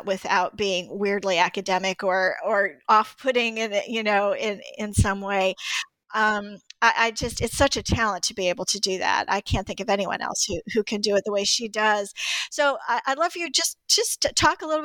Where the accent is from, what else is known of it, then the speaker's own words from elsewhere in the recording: Greensboro, North Carolina, United States; I grew up in Greensboro, North Carolina, too